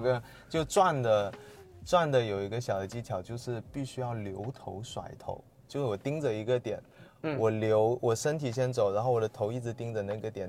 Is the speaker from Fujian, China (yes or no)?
no; Sanya, Hainan, China; 我是三亚人